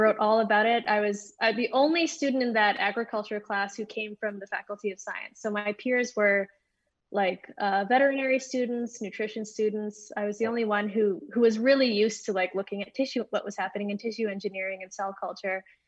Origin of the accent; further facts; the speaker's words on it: Edmonton, Alberta, Canada; I grew up here in Edmonton, Alberta